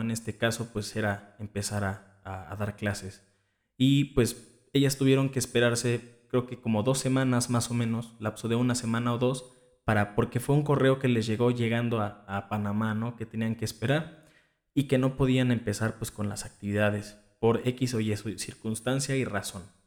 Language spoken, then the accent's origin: Spanish; Cuernavaca, Morelos, Mexico; de donde yo soy, y que es aquí en Cuernavaca, Morelos